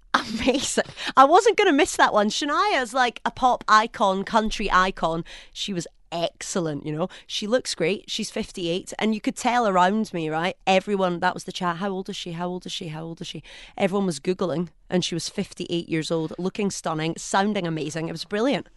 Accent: Scotland, United Kingdom; accent: Scottish; now in United Arab Emirates

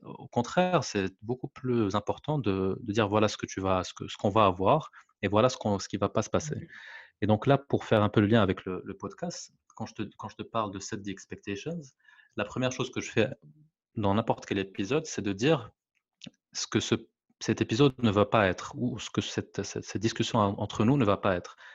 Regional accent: Morocco; French is a second language; moved away; je suis marocain, je vis à l'étranger

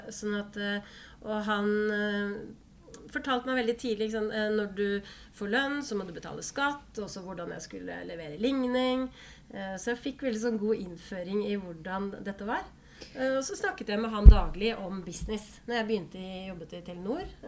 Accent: Holmestrand, Vestfold, Norway; also born or lived in Bøler, Oslo; Jeg er fra Holmestrand

